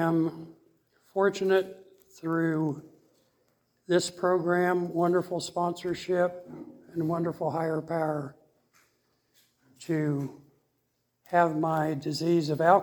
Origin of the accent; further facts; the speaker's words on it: Tulsa, Oklahoma, United States; I was born and raised here in Tulsa.